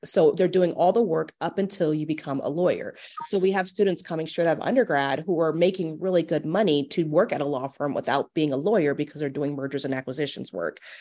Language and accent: English; Omaha, Nebraska, United States; I am from Omaha. I actually, I went to Omaha North for high school